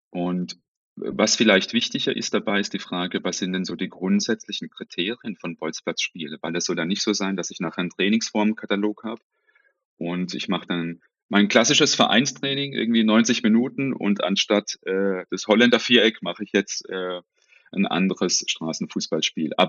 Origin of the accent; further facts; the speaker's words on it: Baden-Württemberg, Germany; accent: Baden dialect; wahrscheinlich wird man es relativ schnell an meinem Dialekt hören. Ich komme, äh, was der Name nicht ganz vermuten lässt, aber aus dem Süden Deutschlands, aus dem schönen Baden.